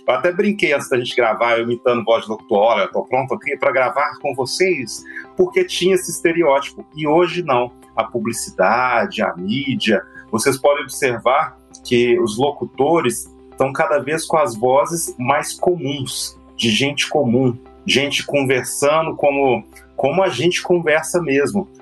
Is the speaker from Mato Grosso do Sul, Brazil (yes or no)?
no; Belo Horizonte, Minas Gerais, Brazil; nós mineiros, por exemplo, a gente tem mania de comer o fim das palavras